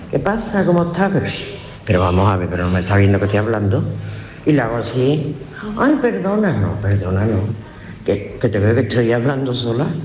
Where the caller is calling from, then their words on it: Seville, Andalusia, Spain; de Sevilla.